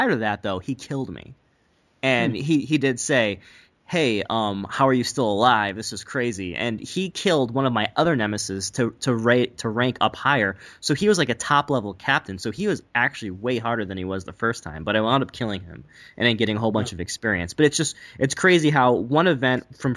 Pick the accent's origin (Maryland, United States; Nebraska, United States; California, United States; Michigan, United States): Michigan, United States; Detroit; I'm from Detroit.